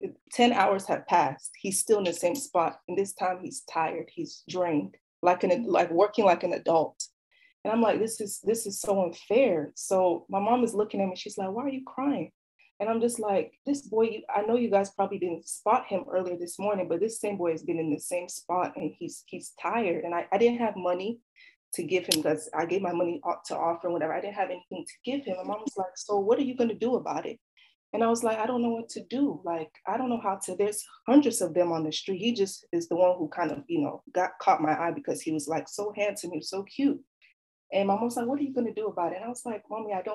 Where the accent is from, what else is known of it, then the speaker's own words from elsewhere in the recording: Nigeria; We're Nigerian kids too.